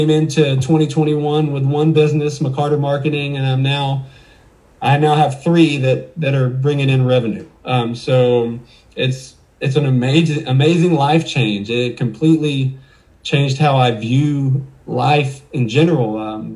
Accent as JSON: {"language": "English", "town": "Waco", "region": "Texas", "country": "United States", "tie": "born or raised there", "also_born_or_lived": "Dallas, Texas", "said": "I was born in Dallas, but I moved to Waco when I was 2 years old, and I pretty much don't have any memories other than Waco"}